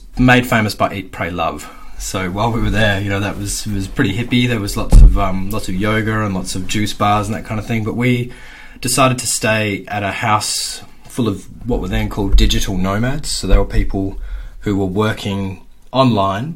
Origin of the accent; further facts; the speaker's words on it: Perth, Western Australia, Australia; I grew up in Perth's northern suburbs in the in the 80s and the early 90s